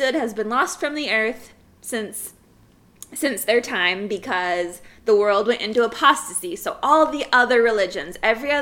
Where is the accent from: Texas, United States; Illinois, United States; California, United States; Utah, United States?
Utah, United States; Orem; growing up in Orem, Utah